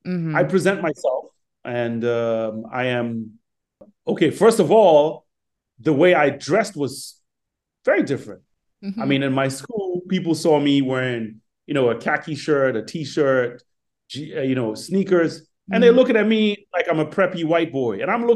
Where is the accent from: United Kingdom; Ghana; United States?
Ghana; born there; I was born in Ghana. I love Ghana. That's home.